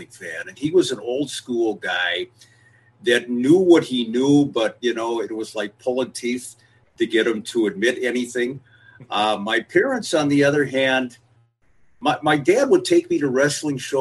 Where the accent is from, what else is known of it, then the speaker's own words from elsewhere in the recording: Minneapolis, Minnesota, United States; also born or lived in St. Louis Park, Minnesota; I was born and raised in Minneapolis